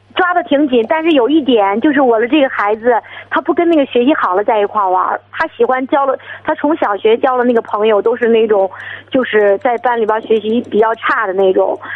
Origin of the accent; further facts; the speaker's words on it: Shijiazhuang, Hebei, China; 我是那个石家庄的